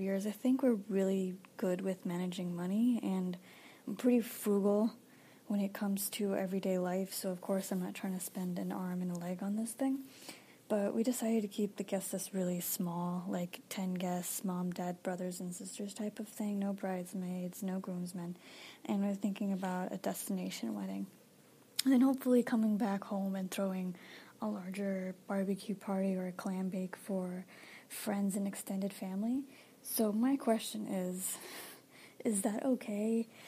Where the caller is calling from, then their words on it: Boston, Massachusetts, United States; I'm calling from Boston, Massachusetts